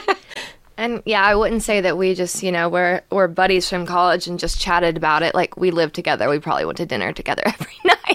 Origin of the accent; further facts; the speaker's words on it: Gainesville, United States; I'm from Gainesville